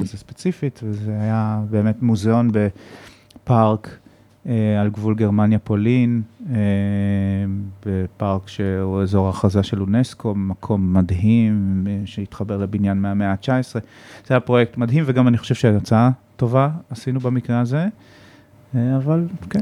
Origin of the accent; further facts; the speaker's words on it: Israel; אני ישראלי